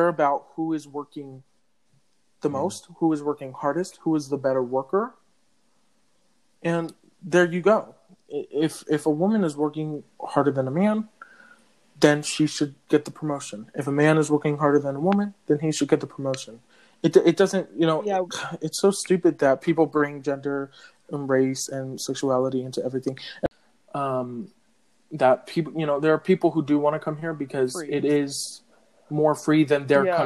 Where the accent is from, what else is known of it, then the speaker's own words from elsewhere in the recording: California, United States; I was born in California, the land of the fires